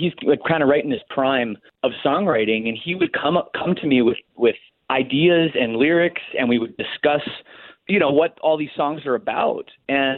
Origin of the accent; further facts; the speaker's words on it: Canada; I'm Canadian